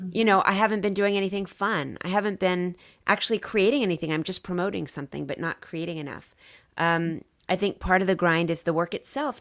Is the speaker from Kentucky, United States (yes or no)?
no; Dallas, Texas, United States; I'm from Dallas